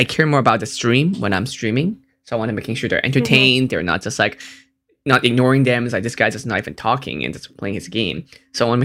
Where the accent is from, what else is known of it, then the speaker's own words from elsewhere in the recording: Hong Kong; moved away; also born or lived in United States; I'm from Hong Kong